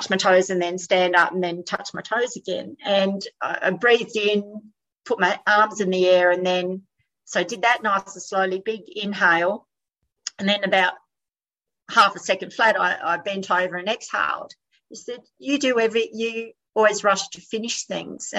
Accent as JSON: {"language": "English", "town": "Adelaide", "region": "South Australia", "country": "Australia", "moved": "yes", "lives_now": "New South Wales, Australia", "said": "I'm from Adelaide originally"}